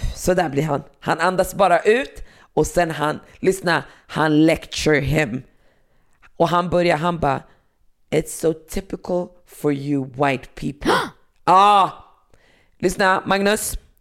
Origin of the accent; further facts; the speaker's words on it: Västerås, Västmanland, Sweden; när jag växte upp på, i Västerås